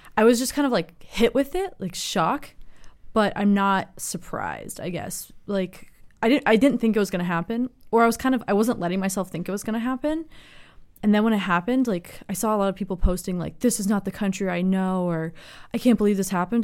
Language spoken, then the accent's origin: English; Los Angeles, California, United States; also born or lived in San Francisco; I'm from Los Angeles, but I go to school in San Francisco